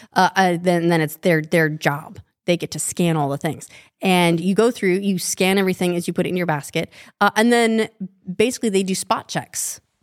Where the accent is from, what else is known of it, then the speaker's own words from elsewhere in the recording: Wasatch Fault, Utah, United States; I grew up on the Wasatch Fault